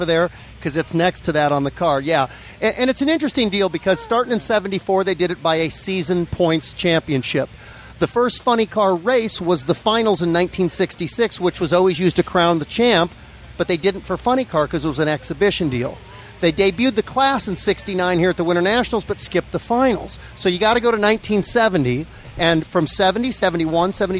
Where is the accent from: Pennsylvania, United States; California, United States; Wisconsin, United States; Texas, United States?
California, United States; Los Angeles; now in Norco, United States; I grew up in Granada Hills in the San Fernando Valley. We moved out to Norco 3 years ago